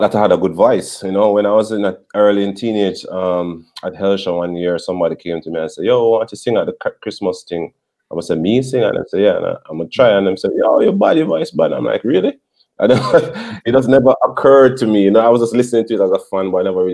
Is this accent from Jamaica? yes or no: yes; Portmore, Saint Catherine, Jamaica; I come from Portmore like them